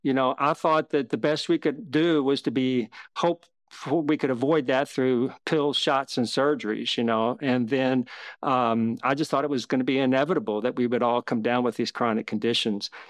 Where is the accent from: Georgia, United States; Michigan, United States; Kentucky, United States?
Kentucky, United States; I grew up in Kentucky